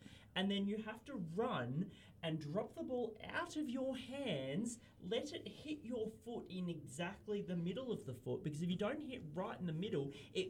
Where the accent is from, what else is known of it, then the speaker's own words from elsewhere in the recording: Victoria, Australia; That's what I grew up playing in Victoria in primary school.